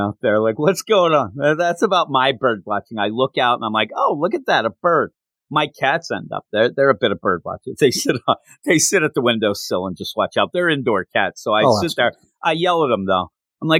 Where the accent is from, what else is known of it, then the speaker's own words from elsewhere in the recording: United States; I'm American, not Canadian